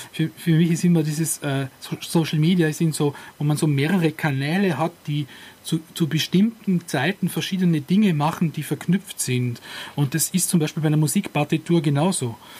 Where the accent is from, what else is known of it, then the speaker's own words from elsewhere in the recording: Austria; bei uns in Österreich